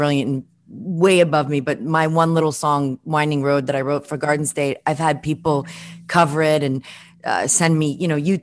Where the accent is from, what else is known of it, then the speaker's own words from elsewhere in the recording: New York City, New York, United States; moved away as an adult; I grew up in Brooklyn